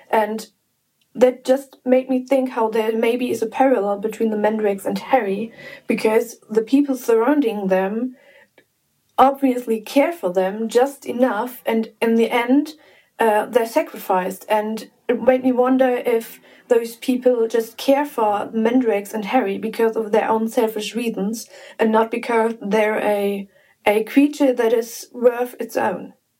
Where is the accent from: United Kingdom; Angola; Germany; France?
Germany; I'm 21 and I'm from Germany.